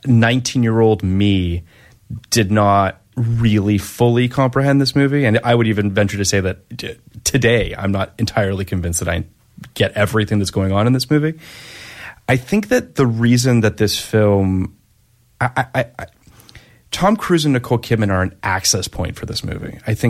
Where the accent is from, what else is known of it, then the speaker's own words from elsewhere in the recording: Canada; I'm Canadian, by the way, to the listeners that are unaware.